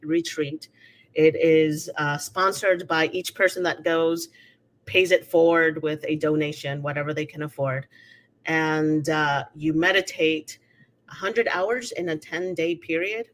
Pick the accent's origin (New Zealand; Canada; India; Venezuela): Venezuela; also born or lived in United States; now in Mexico; I was born in Venezuela. my family has been Venezuelan for 300 years